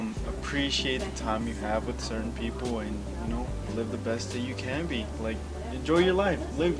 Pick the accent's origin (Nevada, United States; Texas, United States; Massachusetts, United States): Nevada, United States; Las Vegas; moved away as an adult; now in Georgia, United States; I'm actually from Vegas